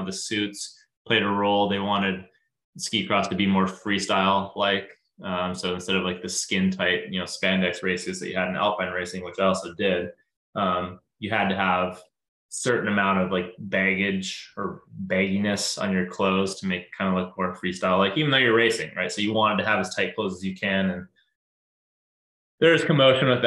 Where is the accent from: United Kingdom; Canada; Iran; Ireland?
Canada; near Kelowna, British Columbia; now in Seattle area, United States; I grew up in Canada. I grew up in a town near Kelowna, BC, and the ski hill we grew up skiing at was called Big White